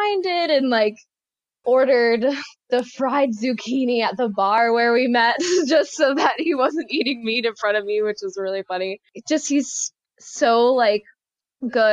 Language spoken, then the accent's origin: English; North Carolina, United States; also born or lived in Florida; I grew up in small town North Carolina